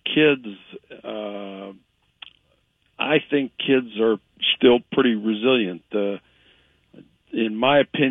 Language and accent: English; Ohio, United States; moved away; I grew up in Ohio